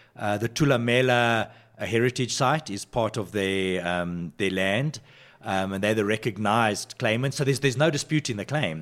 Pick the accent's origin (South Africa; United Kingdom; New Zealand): South Africa; Johannesburg, Gauteng; I grew up on the West Rand of Johannesburg